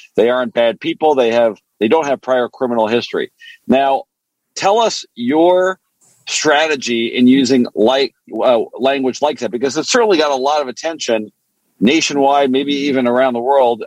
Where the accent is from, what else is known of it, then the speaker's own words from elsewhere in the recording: Montreal, Quebec, Canada; first language French; English is a second language; now in United States; I grew up in Canada. My, you know, I spoke French growing up